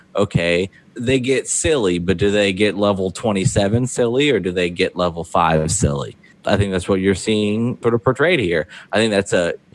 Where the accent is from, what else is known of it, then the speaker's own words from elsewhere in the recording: Ohio, United States; I grew up in Ohio